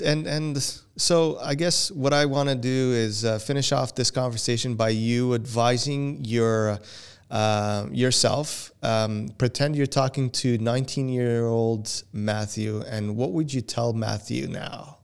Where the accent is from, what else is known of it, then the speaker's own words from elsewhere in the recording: Portugal; first language Portuguese; English is a second language; now in Canada; even though I was born here, I was raised in Portugal and my English, English was second language to me, and it still is.